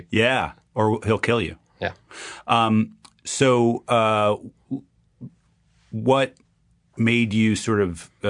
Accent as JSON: {"language": "English", "town": "White Plains", "region": "New York", "country": "United States", "tie": "born or raised there", "said": "I grew up in White Plains, New York."}